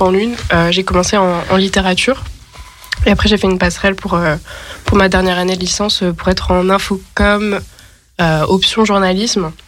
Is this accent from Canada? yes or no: no; Grenoble, Auvergne-Rhône-Alpes, France; viens de Grenoble par ailleurs, où j'ai fait donc une licence